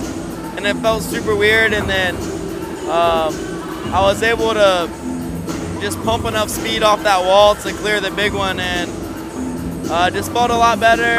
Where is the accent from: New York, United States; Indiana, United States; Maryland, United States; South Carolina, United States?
South Carolina, United States; moved away as an adult; now in California, United States; South Carolina is where I was born and raised, and just recently moved to California.